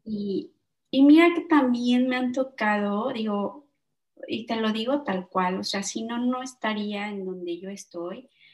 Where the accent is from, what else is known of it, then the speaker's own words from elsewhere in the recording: Mexico; moved away as an adult; now in Netherlands; como somos mexicanos, ¿no? Yo y mi socio